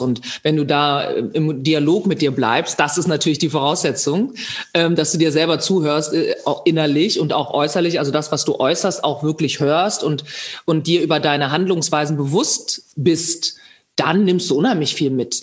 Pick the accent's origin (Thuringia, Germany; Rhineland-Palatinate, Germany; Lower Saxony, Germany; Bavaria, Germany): Lower Saxony, Germany; Bad Zwischenahn; ich meine Kindheit in Bad Zwischenahn verbringen durfte, im Ammerland, in, äh, next to Ostfriesland